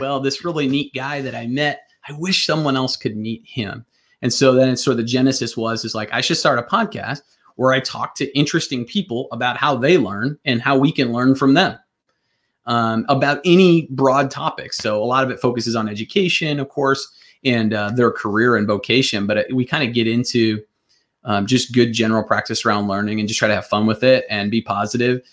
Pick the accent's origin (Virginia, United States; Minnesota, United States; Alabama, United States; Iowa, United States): Iowa, United States; Northwest; I grew up in Northwest Iowa to blue collar family